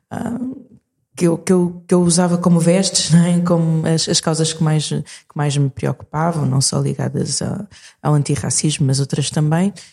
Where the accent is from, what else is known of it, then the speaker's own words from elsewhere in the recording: Portugal; also born or lived in Maputo, Mozambique; Mas eu nasci em Maputo em, em 81 uh, ah, e vim para Portugal quando tinha hum, seis anos.